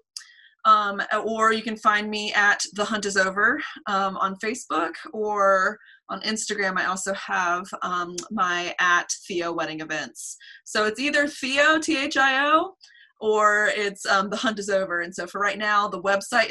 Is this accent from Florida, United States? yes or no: no; Asheville, North Carolina, United States; also born or lived in Wilmington, North Carolina; I grew up here